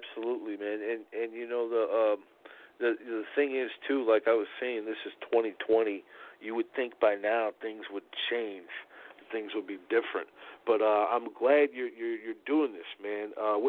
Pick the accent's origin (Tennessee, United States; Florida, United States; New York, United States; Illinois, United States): Illinois, United States; Chicago; You know, I'm from Chicago, but I moved down to the southern part of the state.